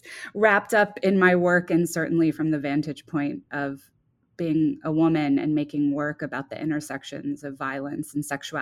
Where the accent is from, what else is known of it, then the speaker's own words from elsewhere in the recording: Texas, United States; Growing up in Texas, in a very conservative city